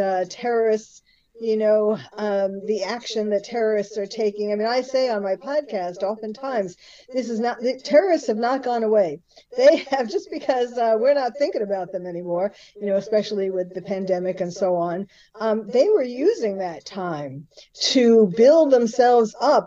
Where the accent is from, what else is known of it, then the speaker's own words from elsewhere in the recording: New York City, New York, United States; now in Beverly Hills, United States; I was born and bred in New York City